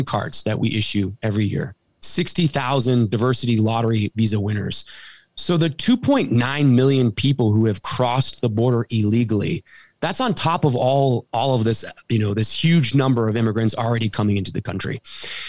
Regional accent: California, United States; my hometown in California

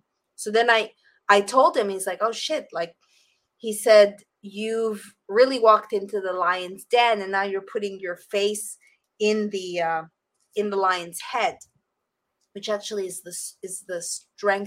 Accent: Montreal, Quebec, Canada; also born or lived in Costa Rica; now in Florida, United States; my hometown of Montreal, Canada

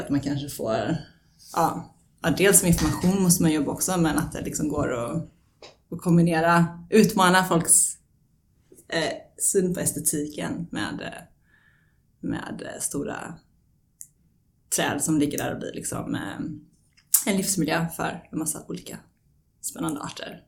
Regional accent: Sweden; now in Stockholm, Sweden; den gård jag är uppvuxen på i Småland

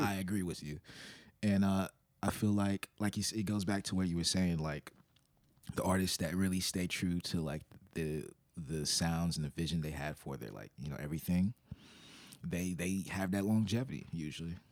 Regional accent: Little Rock, Arkansas, United States; I'm from Little Rock

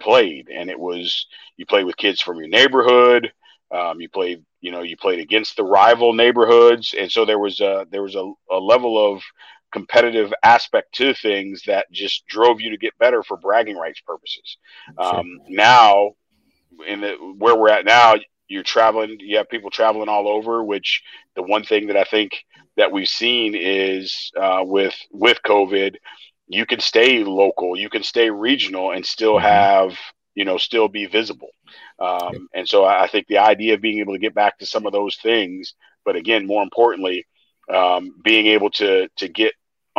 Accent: St. Louis, Missouri, United States; I'm from St. Louis

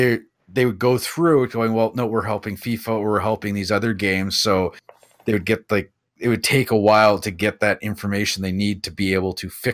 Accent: Canada; I remember being Canadian also.

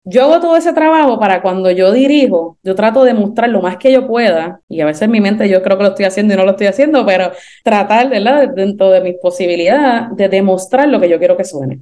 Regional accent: Puerto Rico; yo soy puertorriqueña y caribeña

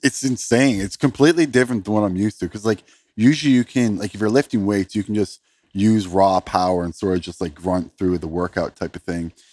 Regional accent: Canada; I'm from Canada

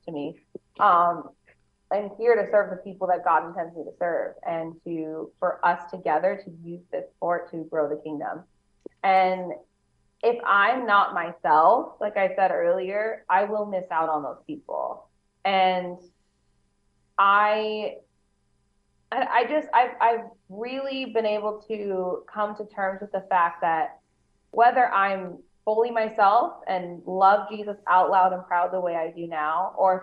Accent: Phoenix, Arizona, United States; also born or lived in Los Angeles / Orange County / San Diego; now in Las Vegas, United States; I grew up in Phoenix

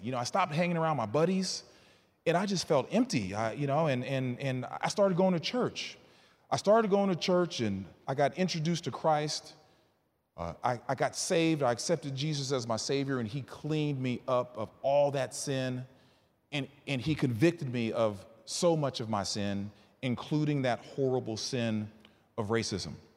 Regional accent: Bryan, Texas, United States; also born or lived in Northern Virginia; now in Houston, United States; I was raised in Bryan College Station

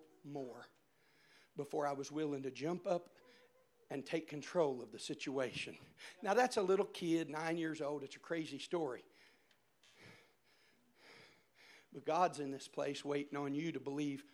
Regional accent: Indiana, United States; I'm from Indiana

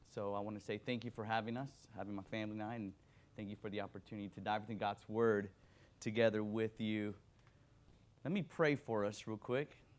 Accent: Miami, Florida, United States; also born or lived in Dominican Republic; I was born in Dominican Republic, raised in Miami, Florida

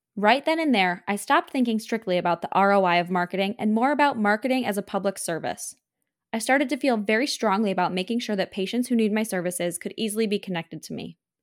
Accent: Buffalo, New York, United States; the Buffalo Niagara Dental Meeting, the local dental meeting in my hometown

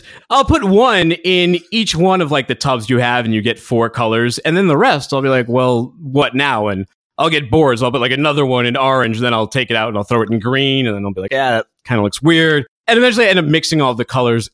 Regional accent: Boston, Massachusetts, United States; in my hometown, Boston

